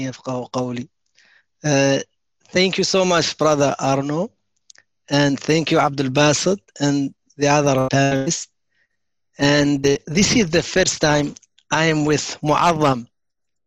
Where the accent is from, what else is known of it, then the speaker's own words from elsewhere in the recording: Mauritania; moved away as an adult; also born or lived in Germany; I am from Mauritania. I was born in Mauritania in the south, 1970